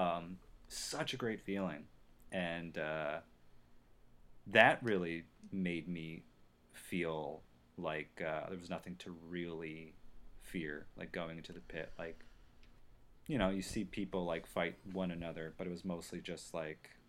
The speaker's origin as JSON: {"language": "English", "region": "New Jersey", "country": "United States", "tie": "born or raised there", "said": "I grew up in Jersey"}